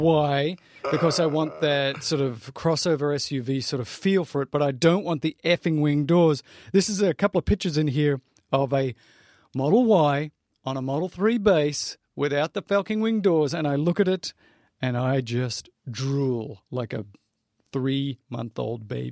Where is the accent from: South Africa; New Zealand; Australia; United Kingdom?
Australia; I'm Australian